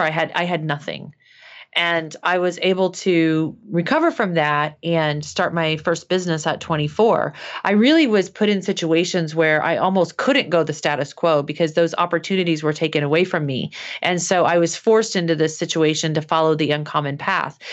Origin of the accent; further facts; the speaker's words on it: Midwest, United States; I was growing up in the Midwest